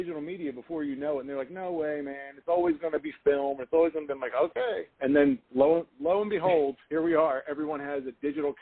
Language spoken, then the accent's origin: English; Philadelphia, Pennsylvania, United States; I grew up I grew up in South Philadelphia in an Italian American neighborhood